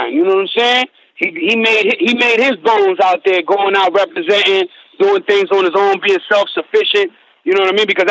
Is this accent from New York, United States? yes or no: no; Massachusetts, United States; I'm from Massachusetts